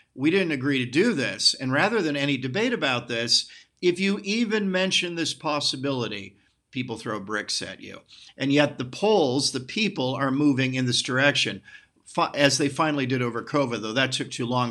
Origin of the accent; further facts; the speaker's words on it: United States; I'm an American nationalist